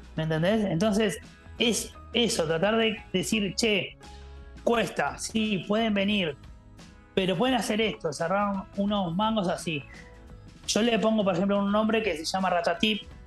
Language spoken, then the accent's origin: Spanish; Argentina; moved away; me sentí como argentino